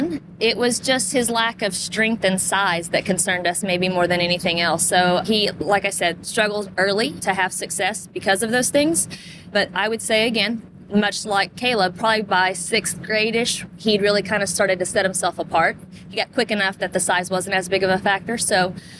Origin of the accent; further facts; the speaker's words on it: Arkansas, United States; moved away as an adult; now in Indiana, United States; We played at Arkansas Tech, so I'm from Arkansas